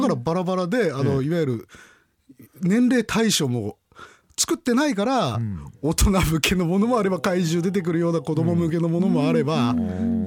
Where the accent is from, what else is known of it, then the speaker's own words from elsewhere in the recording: Akita, Japan; 僕は秋田県出身なんですけども